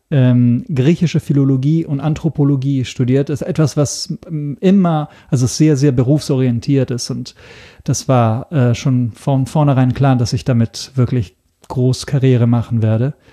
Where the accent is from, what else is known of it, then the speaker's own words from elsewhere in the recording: Italy; German is a second language; ich komme ursprünglich aus Italien. Ähm, das ist erstmal Europa, insofern also nichts Neues. Aber ähm, deshalb, deshalb ist auch mein Deutsch nicht fehlerfrei. Ich bin kein Muttersprachler.